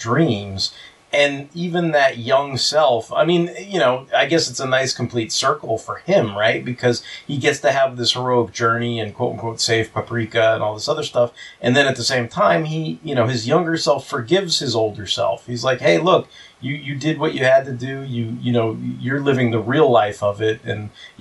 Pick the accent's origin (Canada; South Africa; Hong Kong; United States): United States; I'm an American